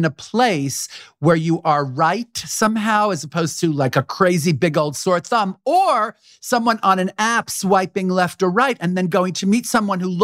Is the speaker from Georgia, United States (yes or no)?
no; New York City, New York, United States; as a gay person growing up in Brooklyn, New York, amongst Hasidic Jews